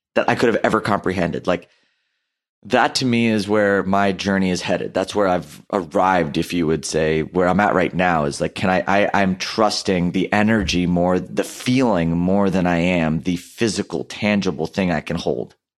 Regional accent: India; i'm hindu by background. I'm Indian

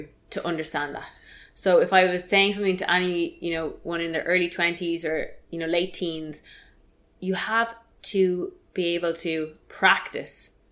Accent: Ireland; as Irish people

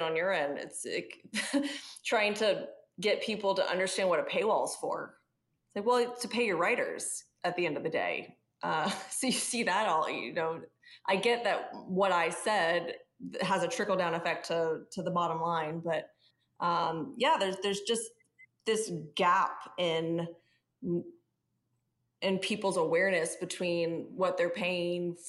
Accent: the American South, United States; as the Southerner on the call

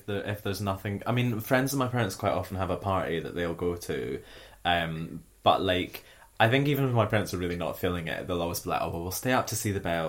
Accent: Scotland, United Kingdom; as a Scottish person

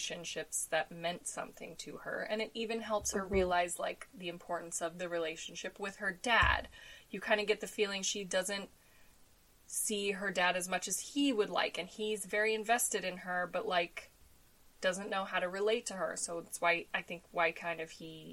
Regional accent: Denver, Colorado, United States; I grew up in Denver

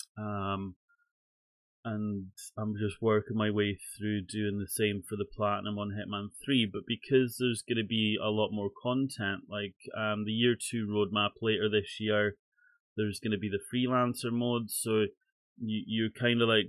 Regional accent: Scotland, United Kingdom; I'm Scottish

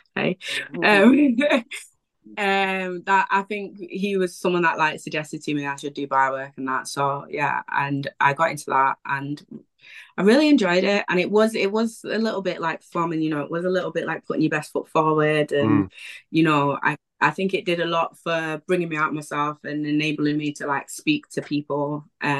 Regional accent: Wivenhoe, East of England, United Kingdom; flat in Prestwich, and I hadn't even considered Prestwich as like somewhere to live or whatever, because I was from Wivenham.

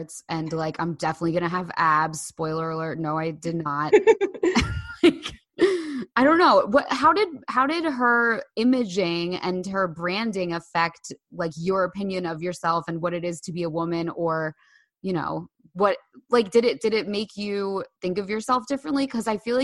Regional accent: Bay Head, New Jersey, United States; I grew up in Bayhead

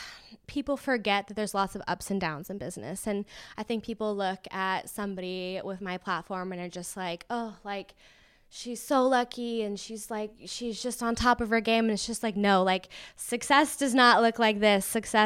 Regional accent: Las Vegas, Nevada, United States; and I'm from Vegas originally, like we've mentioned, so we wanted to get back to the desert

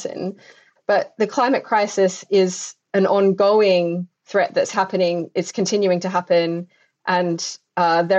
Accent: Adelaide Hills, South Australia, Australia; moved away; I grew up in Australia and had seen the impacts on the landscapes that I hold very, very dear to my heart in my own home of the Adelaide Hills.

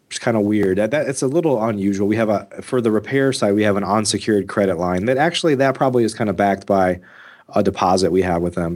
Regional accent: Midwest, United States; I grew up in the Midwest

